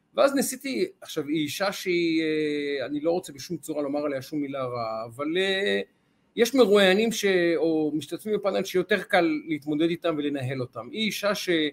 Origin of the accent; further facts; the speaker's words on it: Ramat Gan, Tel Aviv District, Israel; איך אומרים אצלנו ברמת גן